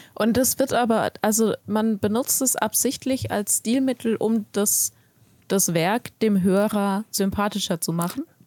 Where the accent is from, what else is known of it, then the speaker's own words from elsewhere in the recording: Germany; bei uns in Deutschland